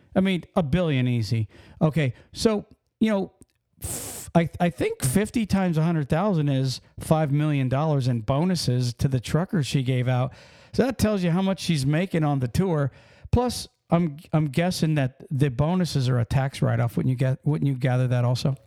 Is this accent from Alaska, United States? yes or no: no; Pennsylvania, United States; we're from Pennsylvania